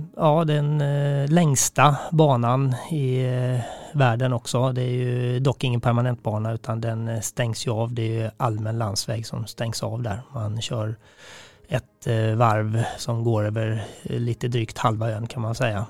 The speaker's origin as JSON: {"language": "Swedish", "country": "Sweden", "said": "här hemma i Sverige"}